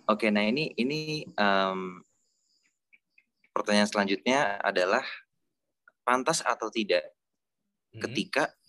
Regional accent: Yogyakarta, Special Region of Yogyakarta, Indonesia; Iya, gue kan orang Jogja.

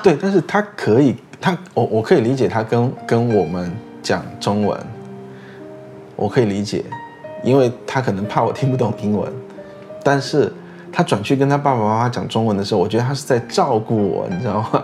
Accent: Chengdu, Sichuan, China; moved away as an adult; now in Singapore; 大部分的时间我在高中毕业之前我都是在成都，所以其实我就是一个没有在成都出生的，不到一岁就到成都的成都人

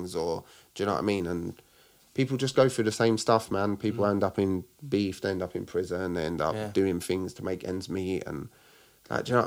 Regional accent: London, United Kingdom; I'm from Newham

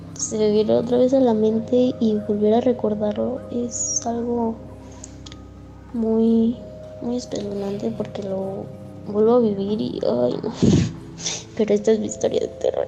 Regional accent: Querétaro, Mexico; soy de Querétaro, de de, de Lomas de Casablanca arriba de los andadores.

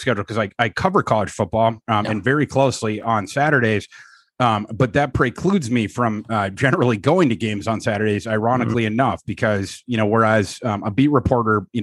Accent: Brainerd, Minnesota, United States; moved away; also born or lived in Iowa; I'm from Brainerd, Minnesota.

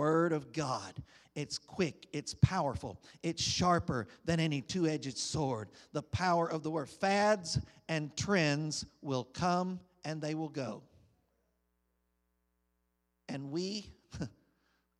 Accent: United States; As an American citizen

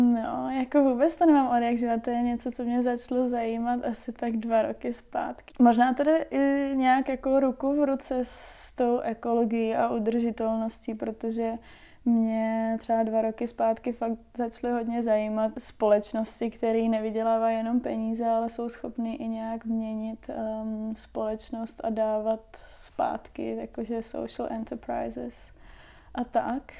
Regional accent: Czechia; moved away as an adult; also born or lived in Wellington, New Zealand; než jsem odjela z Čech, tak jsem vždycky pracovala v kanceláři

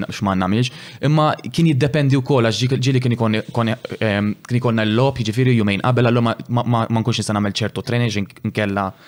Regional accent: Malta; dejjem xtaqt inkun l-aħjar fost f'pajjiżi, jien dejjem xtaqt nagħmel isem lil pajjiżi.

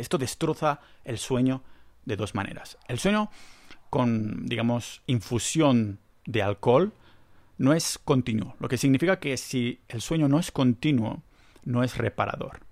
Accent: Spain; soy español

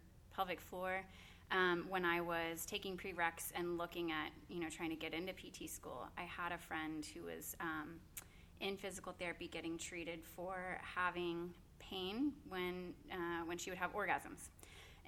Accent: Norman, Oklahoma, United States; I'm born and raised in Norman, went to Norman North

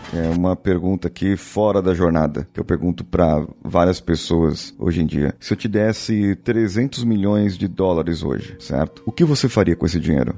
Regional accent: São Paulo, Brazil; Eu sou de São Paulo, capital

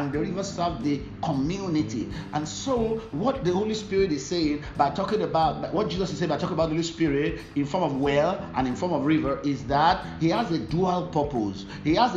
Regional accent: Ibadan, Oyo, Nigeria; During that period, I normally lived in Ibadan

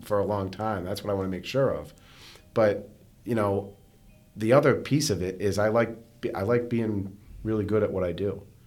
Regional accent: North Andover, Massachusetts, United States; I grew up, uh, I grew up in North Andover, um, with my mom and my sister

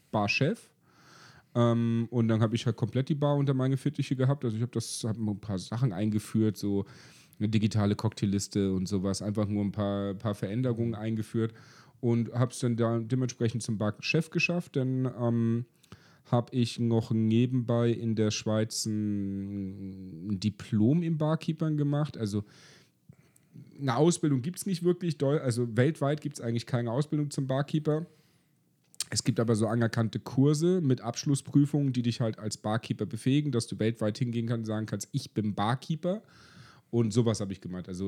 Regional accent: East Germany, Germany; hi, ich bin Ossi, ich will hier arbeiten.

